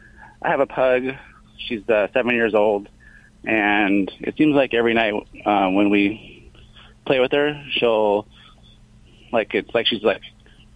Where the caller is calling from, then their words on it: Lake Forest, California, United States; From Lake Forest, California.